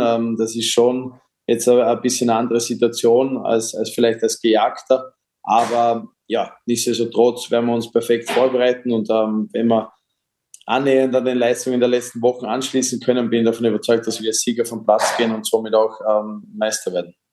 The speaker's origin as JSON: {"language": "German", "town": "Dornbirn", "region": "Vorarlberg", "country": "Austria", "tie": "born or raised there", "said": "in Dornbirn auch noch, wo ich aufgewachsen bin"}